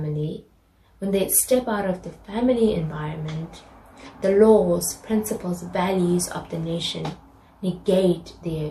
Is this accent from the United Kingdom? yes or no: no; South Africa; moved away; I grew up in South Africa, a country newly integrating black and white people